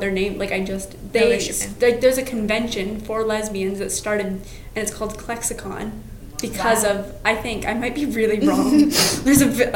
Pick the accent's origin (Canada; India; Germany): Canada; we're Canadian